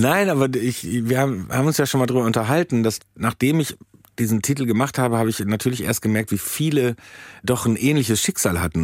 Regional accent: Soest, North Rhine-Westphalia, Germany; moved away; Soest ist quasi das Las Vegas von Deutschland, ja. direkt am Möhnesee

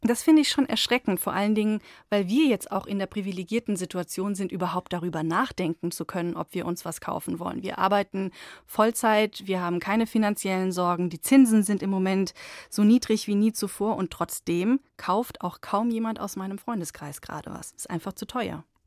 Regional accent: Germany; bei uns in Deutschland

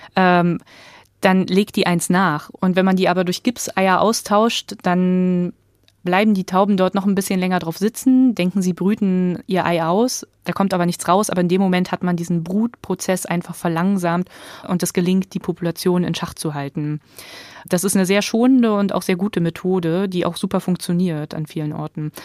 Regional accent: East Germany, Germany; also born or lived in Berlin; ich komme halt aus Ostdeutschland, da lässt sich die Herkunft auch nicht leugnen

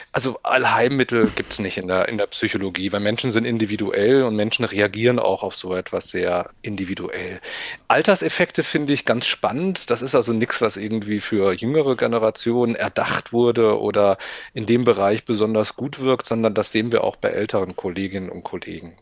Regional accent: Limburg an der Lahn, Hesse, Germany; now in Berlin, Germany; ich stamme aus Limburg an der Lahn

